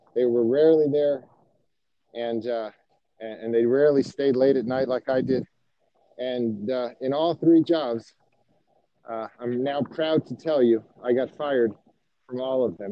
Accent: Miami, Florida, United States; moved away as an adult; now in Atlanta, United States; I grew up in Miami, and uh, so I'm from Florida. I moved to Atlanta in 2003

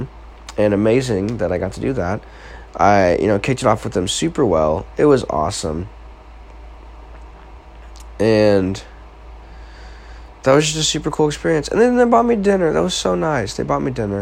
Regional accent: Marshfield, Missouri, United States; I'm just from Marshfield, Missouri. Like, this little town smack dab in the middle of the country

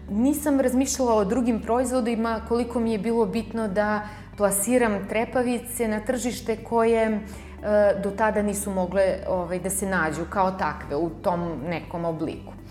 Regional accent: Niš, Nišava District, Serbia; sam rođena u Nišu i što tu živim

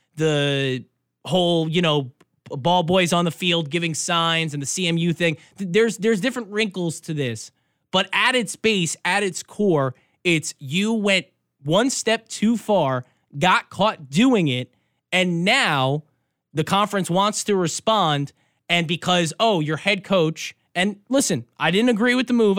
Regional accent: New York, United States; now in Michigan, United States; I'm from New York. I grew up a Giants fan

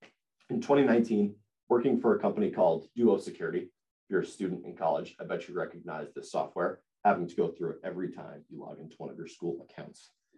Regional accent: Rockland County, New York, United States; I'm a junior at Penn State from Rockland County, New York

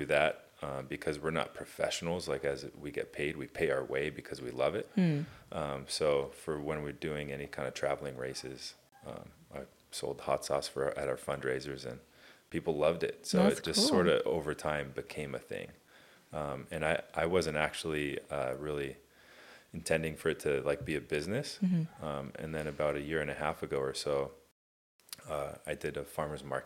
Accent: Irvine, California, United States; also born or lived in Tustin, California / Costa Mesa, California / Newport Beach, California; I grew up in Irvine.

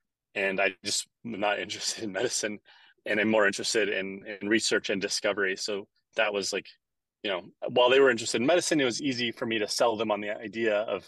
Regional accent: San Diego, California, United States; moved away as an adult; also born or lived in Cologne, Germany; So I am originally from San Diego, California, and I went to college at San Diego State University, where I double majored in economics and biology.

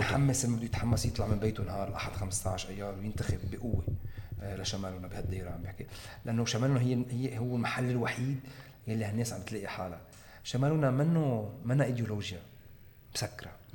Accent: Lebanon; نحن كلبنانيين

